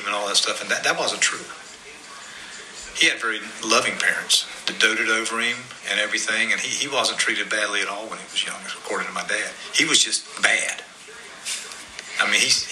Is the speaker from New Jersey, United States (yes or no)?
no; Johnsonville, South Carolina, United States; I'm from Johnsonville, South Carolina. I grew up in a community called Prospect.